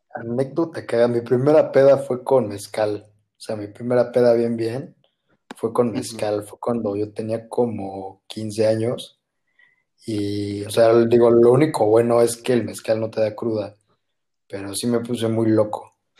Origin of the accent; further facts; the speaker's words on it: Oaxaca, Mexico; Como yo soy de Oaxaca, y pues aquí, pues, ahora sí que para todo tomamos mezcal.